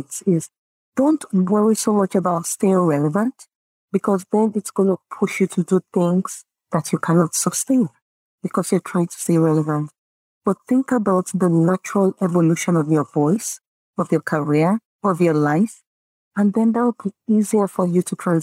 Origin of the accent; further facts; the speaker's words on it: Nigeria; first language Yoruba; English is a second language; I come from the Yoruba tribe, right, in Nigeria. We're very community, open, giving, sharing mentality